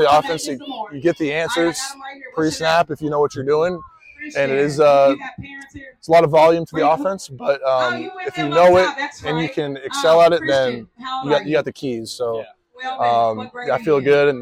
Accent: Arizona, United States; now in Louisville, United States; I grew up in Arizona

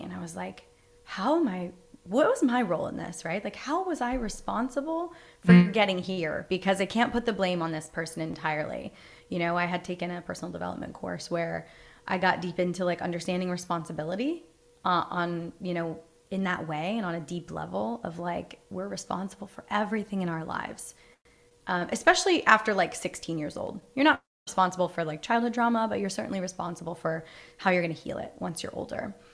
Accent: East Coast, United States; I grew up you know, I'm from the East Coast.

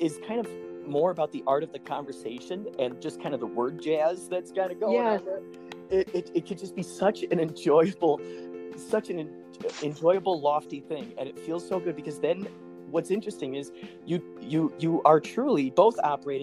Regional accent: Chicago, Illinois, United States; now in California, United States; when I grew up in Chicago, I was in a few improv groups

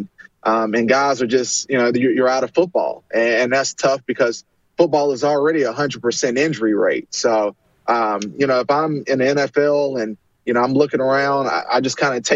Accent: Charlotte, North Carolina, United States; I'm from Charlotte, or from the Carolinas

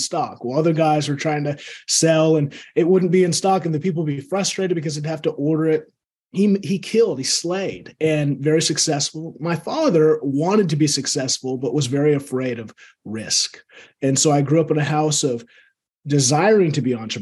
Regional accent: Seattle, Washington, United States; I grew up here in Seattle

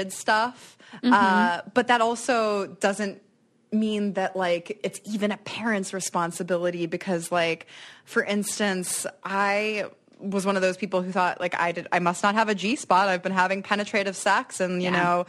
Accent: Silver Spring, Maryland, United States; also born or lived in New York; now in Detroit, United States; I grew up in Montgomery County, which is a pretty good school district

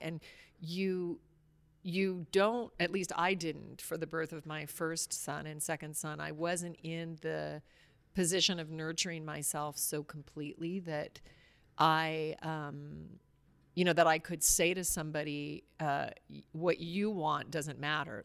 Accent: Alaska, United States; I grew up in Alaska

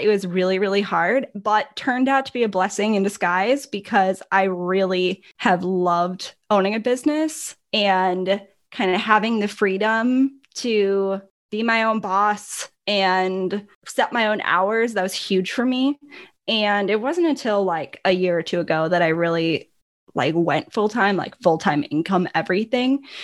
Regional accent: Milwaukee, Wisconsin, United States; accent: northern; also born or lived in Minnesota; I am from Milwaukee, Wisconsin, and So I have, although I hate to admit it, I do have a little bit of a northern accent.

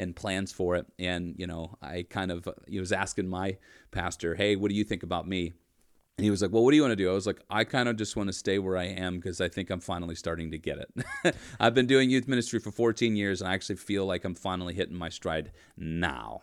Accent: Erie, Pennsylvania, United States; I grew up in Erie, P

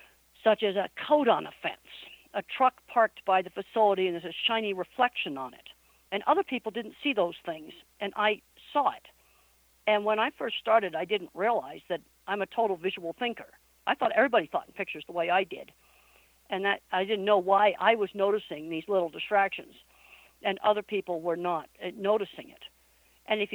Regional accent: East Coast, United States; moved away as an adult; also born or lived in Arizona; I was raised on the East Coast

